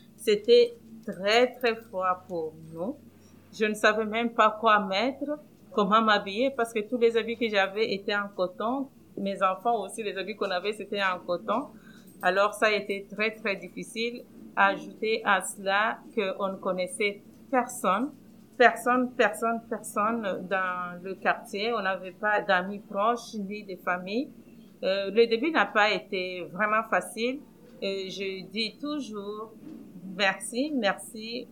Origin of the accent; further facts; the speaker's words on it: DR Congo; moved away as an adult; also born or lived in Pierrefonds-Roxboro, Montreal, Canada; now in Montreal, Canada; Je viens du Congo, République démocratique du Congo, en Afrique centrale